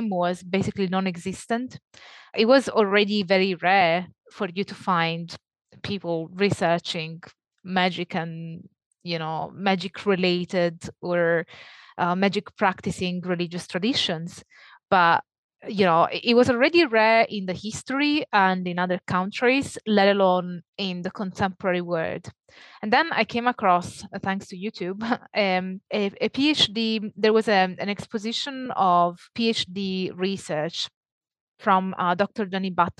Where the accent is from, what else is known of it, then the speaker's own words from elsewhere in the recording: Italy; accent: Italian; moved away as an adult; also born or lived in Naples, Italy / Leeds, United Kingdom; if that wasn't clear from my accent, I'm Italian.